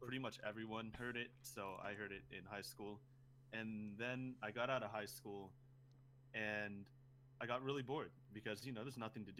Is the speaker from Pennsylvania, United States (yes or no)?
no; Oak Ridge, Tennessee, United States; I live in Tennessee, Oak Ridge. It's by Knoxville, and it's really boring, actually.